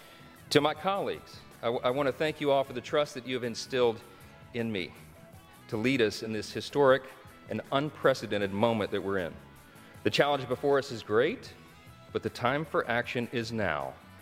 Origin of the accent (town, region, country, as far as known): Shreveport, Louisiana, United States; born or raised there